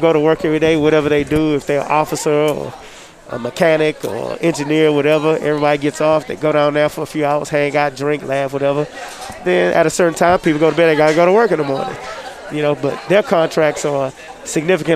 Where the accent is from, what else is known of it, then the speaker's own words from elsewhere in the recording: Houston, Texas, United States; I'm from Houston, Texas